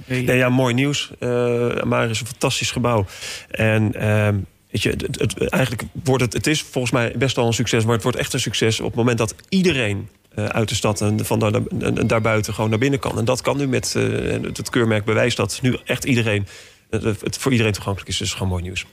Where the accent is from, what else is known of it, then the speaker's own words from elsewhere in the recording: The Hague, South Holland, Netherlands; mijn geboortestad, Den Haag